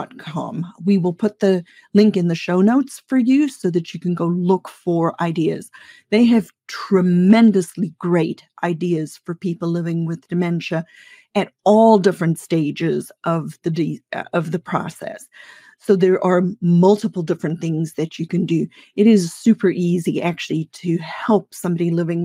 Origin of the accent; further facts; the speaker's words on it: South Africa; I grew up in South Africa